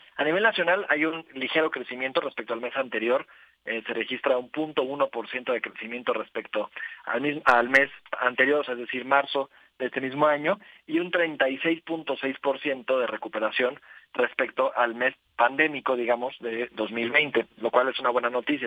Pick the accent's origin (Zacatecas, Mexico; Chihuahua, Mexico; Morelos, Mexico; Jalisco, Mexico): Morelos, Mexico; en el estado de Morelos